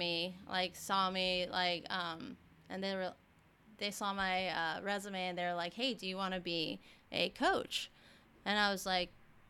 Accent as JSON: {"language": "English", "region": "Texas", "country": "United States"}